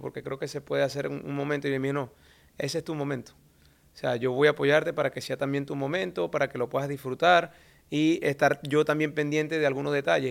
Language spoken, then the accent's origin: Spanish; Venezuela; moved away; nosotros como venezolanos